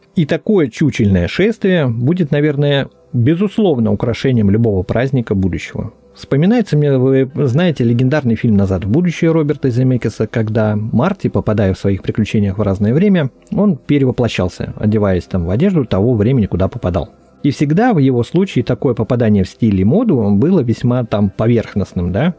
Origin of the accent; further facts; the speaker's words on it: Veliky Novgorod, Novgorod Oblast, Russia; тут мой родной город Великий Новгород